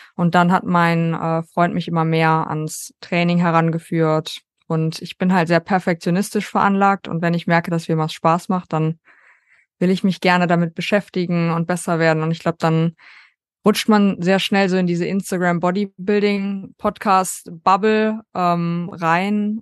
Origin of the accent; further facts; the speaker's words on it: North Rhine-Westphalia, Germany; ich komme aus Deutschland, äh, NRW